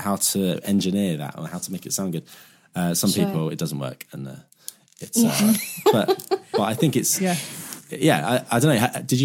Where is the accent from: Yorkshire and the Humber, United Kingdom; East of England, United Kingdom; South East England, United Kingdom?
East of England, United Kingdom; Southend-on-Sea; Where I'm from Southend in Essex, so we had a little club called Chinneries.